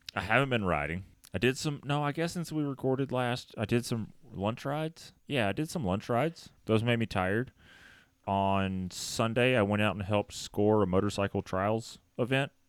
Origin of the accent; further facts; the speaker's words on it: Tennessee, United States; I'm from Tennessee.